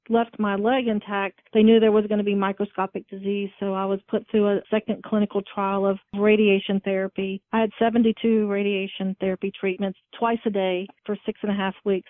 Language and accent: English; Virginia, United States; I'm from Virginia